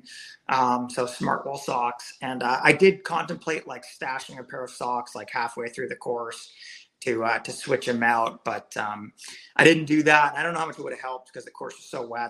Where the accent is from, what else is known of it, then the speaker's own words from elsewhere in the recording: Massachusetts, United States; I grew up in Massachusetts